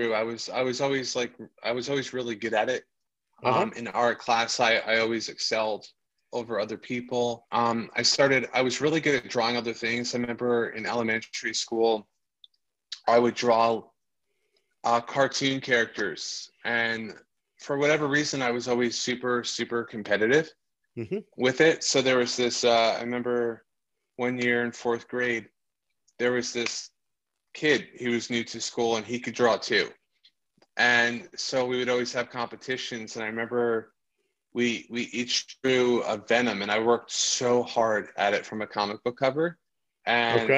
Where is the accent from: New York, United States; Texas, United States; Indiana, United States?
New York, United States; Hudson Valley, upstate; also born or lived in Bronx, New York / California; now in New York City, United States; I was born in the Bronx. I grew up in upstate New York.